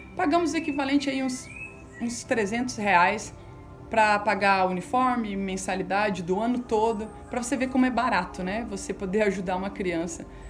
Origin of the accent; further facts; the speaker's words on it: Campo Grande, Mato Grosso do Sul, Brazil; also born or lived in São Tomé and Príncipe; eu sou daqui de Campo Grande, Mato Grosso do Sul